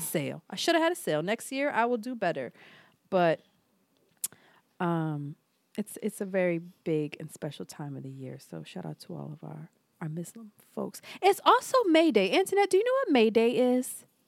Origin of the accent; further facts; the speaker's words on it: Philadelphia, Pennsylvania, United States; I'm from Philly